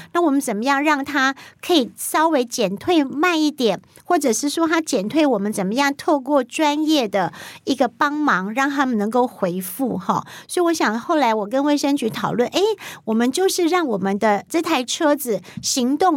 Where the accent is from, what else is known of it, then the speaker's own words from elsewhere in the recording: Pingtung County, Taiwan; 我是来自国境之南，冰东武村跟武碧